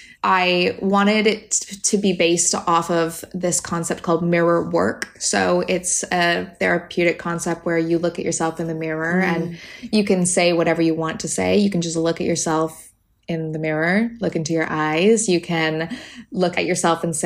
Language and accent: English; Canada; moved away; And I'm Canadian, obviously. So I grew up in the woods